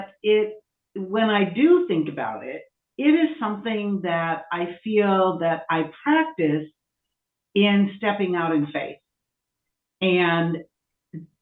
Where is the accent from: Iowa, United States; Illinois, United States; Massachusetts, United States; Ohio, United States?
Iowa, United States; I was raised in a state, Iowa, that has a limited number of Black people.